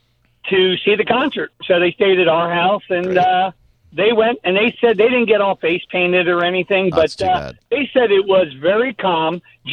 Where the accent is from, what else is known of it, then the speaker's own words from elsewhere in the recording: Philadelphia, Pennsylvania, United States; moved away; I'm originally from Philadelphia.